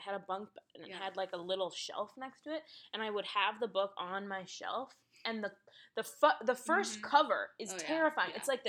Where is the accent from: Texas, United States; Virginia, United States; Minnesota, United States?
Minnesota, United States; St. Paul; he now lives in St. Paul, which is where I'm from.